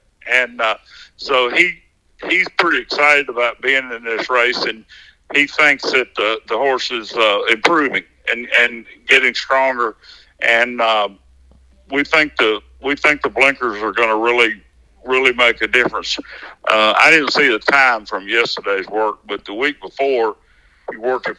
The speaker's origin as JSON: {"language": "English", "region": "Arkansas", "country": "United States", "tie": "born or raised there", "said": "I'm from Arkansas, born here."}